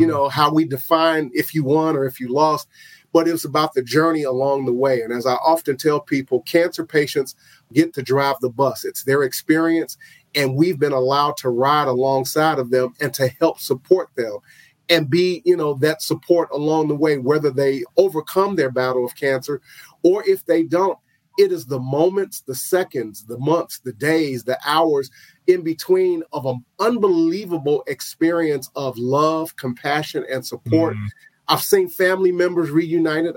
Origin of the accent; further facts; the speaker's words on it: Chicago, Illinois, United States; moved away; chicago which is my hometown